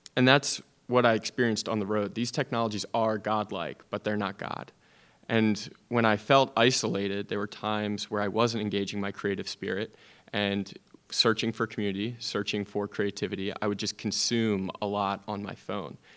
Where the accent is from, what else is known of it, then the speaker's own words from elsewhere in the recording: Media, Pennsylvania, United States; moved away; my hometown in Media, Pennsylvania